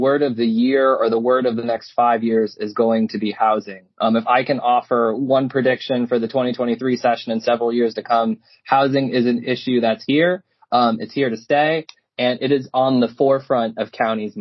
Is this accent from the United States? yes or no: yes; Pennsylvania, United States; now in Maryland, United States; I'm a Pennsylvania boy.